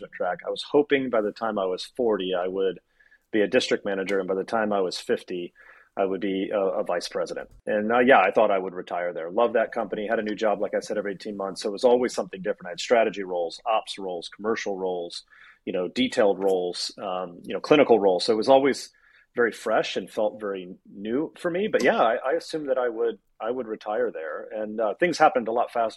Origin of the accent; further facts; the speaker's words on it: Daytona Beach, Florida, United States; I grew up in Daytona Beach, Florida